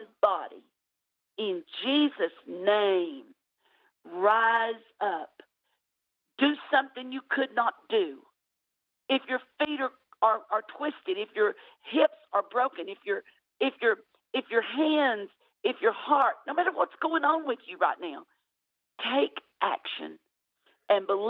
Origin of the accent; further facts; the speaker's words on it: United States; I may sound like I'm from Tennessee, Alabama area, and I am. But I can't change my accent. I've been living here all my life.